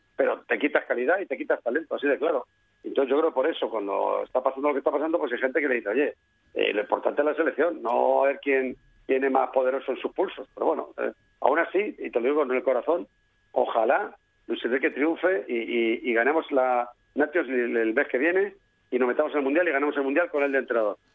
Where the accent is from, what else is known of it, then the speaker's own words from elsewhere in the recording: Castilla-La Mancha, Spain; moved away; also born or lived in Madrid; yo soy de los que quizás por mi, mi origen manchego, pues yo soy más manchego que madrileño